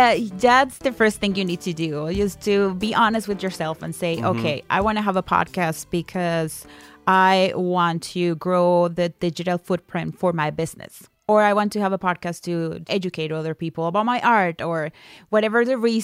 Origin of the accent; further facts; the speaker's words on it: Colombia; moved away; I am not from here. I'm from Colombia